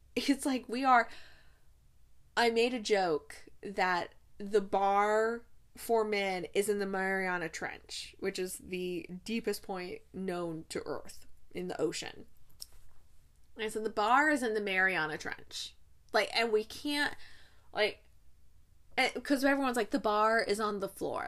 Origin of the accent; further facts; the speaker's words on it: United States; We, as American taxpayers